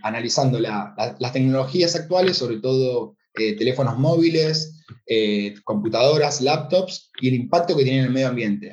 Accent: Argentina; moved away; el corazón argentino y latino que vaya donde vaya, eh, bueno, el acento creo que me delata

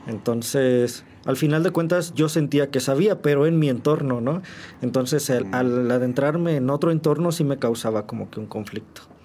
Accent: San Juan del Río, Querétaro, Mexico; also born or lived in Mexico City; soy originario de eh, el Distrito Federal, eh, pero pues ya tengo bastantes años aquí. Yo me mudo para acá, para, para San Juan, bueno, con mis papás. Cuando yo tenía cuatro años

